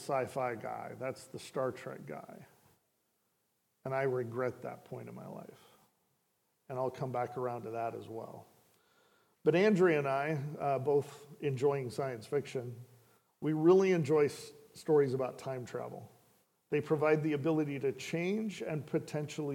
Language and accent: English; Richland, Washington, United States; moved away as an adult; also born or lived in California; I was born and raised in Richland, spent so much time up here in the Northwest